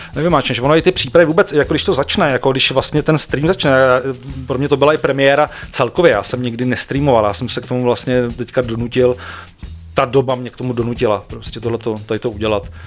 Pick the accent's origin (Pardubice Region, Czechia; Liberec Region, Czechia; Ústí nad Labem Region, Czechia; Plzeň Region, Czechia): Ústí nad Labem Region, Czechia; Ústí nad Labem; já jsem z Ústí